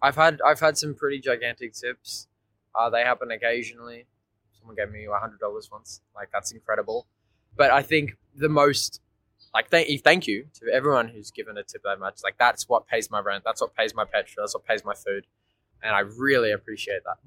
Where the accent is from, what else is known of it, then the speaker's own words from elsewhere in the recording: Port Macquarie, New South Wales, Australia; moved away as an adult; now in Melbourne, Australia; I'm from a small regional town in New South Wales, uh, Port Macquarie